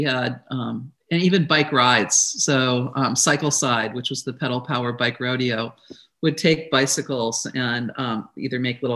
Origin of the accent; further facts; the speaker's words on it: Midwest, United States; something that I grew up with in the Midwest